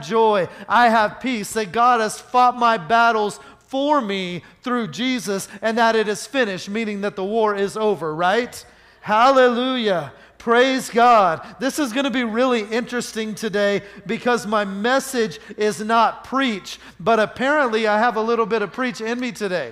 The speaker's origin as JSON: {"language": "English", "region": "Oklahoma", "country": "United States", "tie": "born or raised there", "said": "I grew up in Oklahoma"}